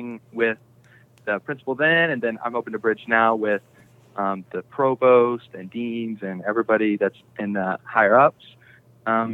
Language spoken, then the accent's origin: English; Crestwood, Kentucky, United States; I'm from Crestwood, Kentucky